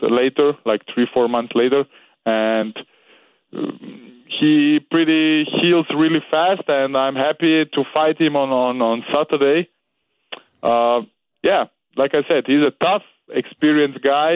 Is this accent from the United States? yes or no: no; Austria; I'm from Serbia, but I was born and raised in Austria.